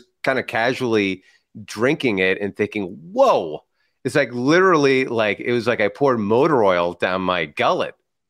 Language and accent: English; San Francisco, California, United States; Growing up in San Francisco, I was called …